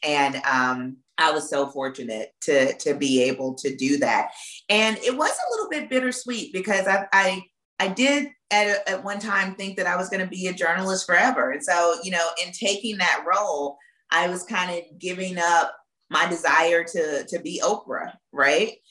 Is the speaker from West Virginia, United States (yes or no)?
no; Florence, Alabama, United States; moved away; also born or lived in Mississippi; I grew up in Florence, Alabama